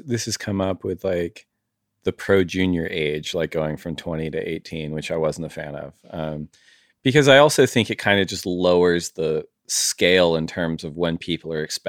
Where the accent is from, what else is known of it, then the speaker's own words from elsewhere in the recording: Santa Barbara, California, United States; like growing up in Santa Barbara, you have a range of waves.